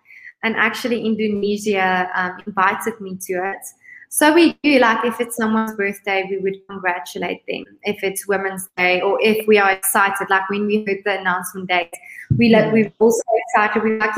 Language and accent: English; South Africa; Miss Universe South Africa, and I'm a visionary.